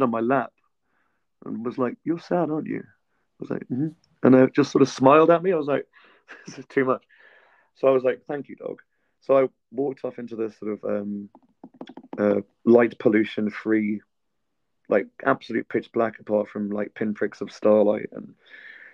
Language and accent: English; United Kingdom; now in Georgia; I'm from a privileged post-imperial island that exercises far too much power overseas for its own good